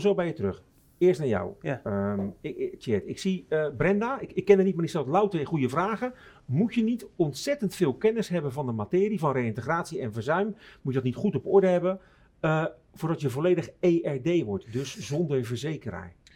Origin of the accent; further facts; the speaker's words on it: Rotterdam, South Holland, Netherlands; accent: Rotterdams; klinkt wel erg Rotterdams, maar ik ben Rotterdammer van Zuid